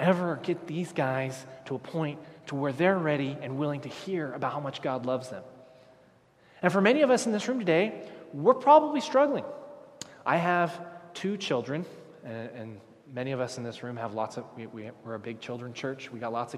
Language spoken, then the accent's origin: English; Texas, United States; I'm from Texas.